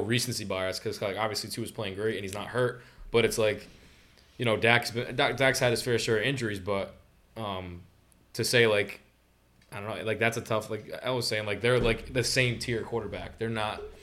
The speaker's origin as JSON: {"language": "English", "town": "Johnston", "region": "Rhode Island", "country": "United States", "tie": "born or raised there"}